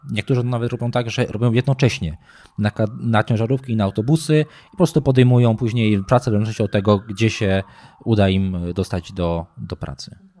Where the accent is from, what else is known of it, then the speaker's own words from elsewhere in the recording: Nowy Sącz, Lesser Poland, Poland; pochodzę z Nowego Sącza, tak. jestem e, typowym nowosądeczaniem, urodziłem się w Nowym Sączu